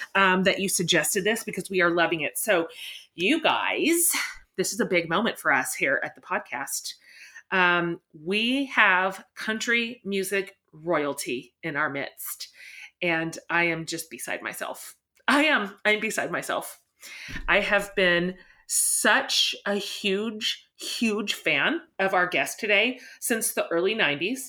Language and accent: English; Haysville, Kansas, United States; now in Austin, United States; You and I are both Kansas girls. You grew up in Sharon and I grew up in Hayesville.